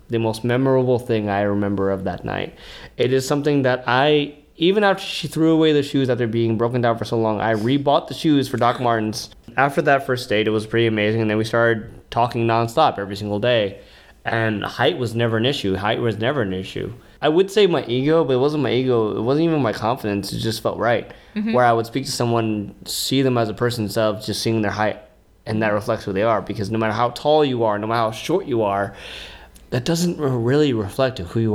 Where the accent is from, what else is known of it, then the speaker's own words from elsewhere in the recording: New York, United States; I'm from New York most of my life. Like I'm from Bed-Stuy